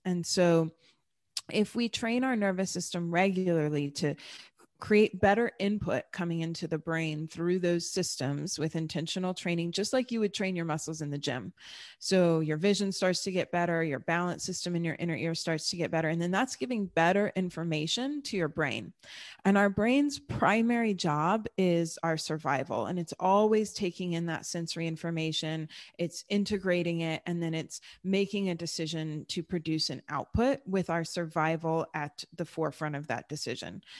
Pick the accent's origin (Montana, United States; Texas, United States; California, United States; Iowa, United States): Texas, United States; born or raised there; also born or lived in Germany